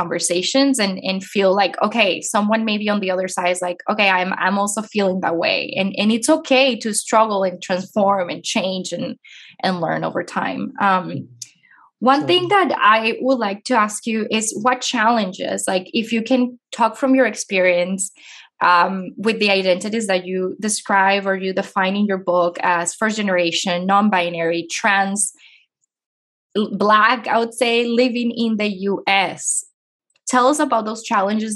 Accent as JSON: {"language": "English", "country": "Venezuela", "moved": "as an adult", "lives_now": "United States", "said": "I'm from Venezuela and I'm an immigrant"}